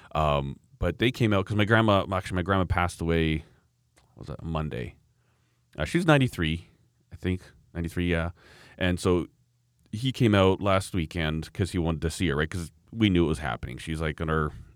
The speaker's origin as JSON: {"language": "English", "country": "Canada", "said": "I'm a Canadian"}